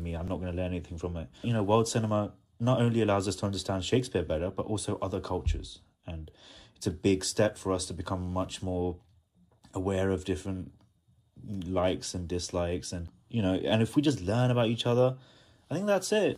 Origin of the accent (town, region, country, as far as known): India